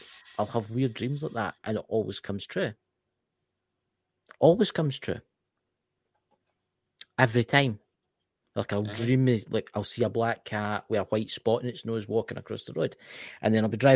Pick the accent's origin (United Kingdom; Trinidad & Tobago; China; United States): United Kingdom; Scotland; I'm Scottish